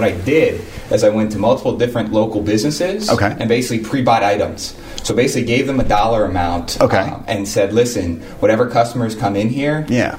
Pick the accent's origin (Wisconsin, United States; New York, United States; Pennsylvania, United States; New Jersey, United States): Pennsylvania, United States; Erie; moved away; So I was originally from Erie, Pennsylvania.